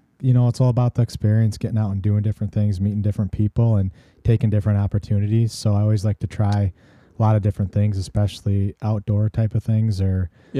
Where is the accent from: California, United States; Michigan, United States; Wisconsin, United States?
Wisconsin, United States; Hazel Green; born or raised there; moved away as an adult; also born or lived in Warren, Illinois / Dubuque, Iowa / Austin, Texas / Kansas City